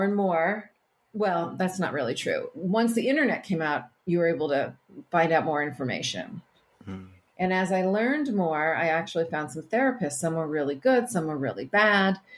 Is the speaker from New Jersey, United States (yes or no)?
no; Barrington, Rhode Island, United States; I grew up in Barrington, Rhode Island